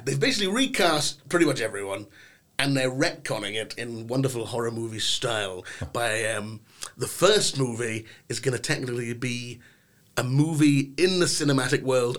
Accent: Inverness, Scotland, United Kingdom; also born or lived in London / Glasgow; I do say I'm from Inverness, because it makes more sense sometimes, but it depends on who I'm talking to, the accent changes, you know, it might be more London, it might be more Inverness.

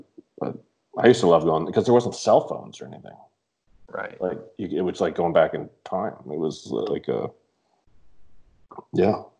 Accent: Canada; Well, I, I as a Canadian, Cuba's like we were just we're allowed to go to Cuba.

